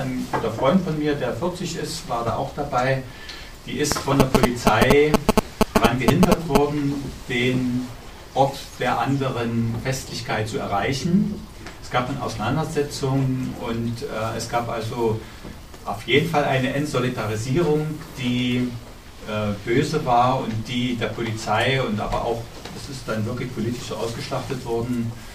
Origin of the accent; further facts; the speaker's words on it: Dresden, Saxony, Germany; Ich bin Dresdner Bürger